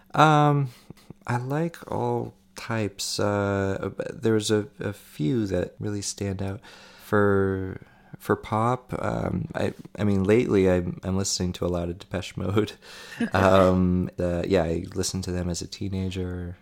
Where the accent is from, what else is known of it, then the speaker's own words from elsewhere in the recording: Maine, United States; moved away as an adult; also born or lived in Boston; I'm from Maine originally